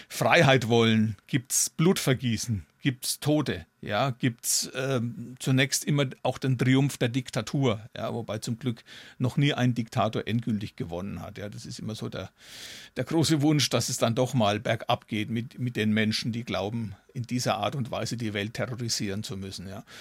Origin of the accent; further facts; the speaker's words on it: Zeil, Bavaria, Germany; Ja, und in meiner Heimatstadt Zeil wird es was geben.